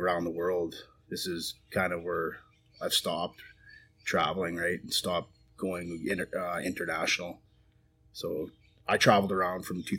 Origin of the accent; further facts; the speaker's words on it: Manitoba, Canada; moved away as an adult; now in Midland, Texas, United States; Straight above North Dakota, Manitoba.